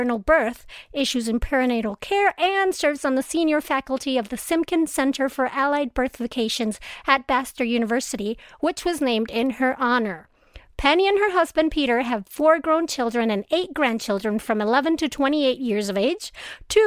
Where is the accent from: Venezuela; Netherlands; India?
Venezuela; moved away; I'm originally from Venezuela